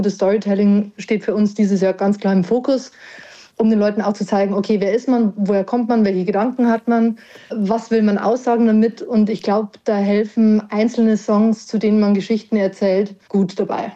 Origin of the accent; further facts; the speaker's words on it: Parkstein, Bavaria, Germany; also born or lived in Erding; now in Regensburg, Germany; Ich bin groß geworden in der Nähe von Weiden, ja. in einem kleinen Örtchen namens Parkstein